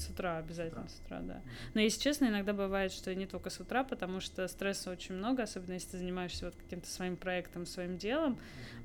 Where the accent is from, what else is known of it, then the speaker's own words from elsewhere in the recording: Moscow, Russia; also born or lived in Netherlands; Я вообще из Москвы изначально mm-hmm. родилась здесь, закончила очень классную школу